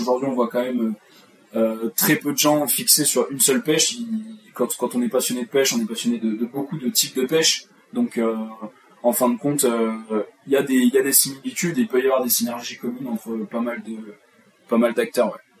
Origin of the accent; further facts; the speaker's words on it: Charente, Nouvelle-Aquitaine, France; je suis originaire de Charente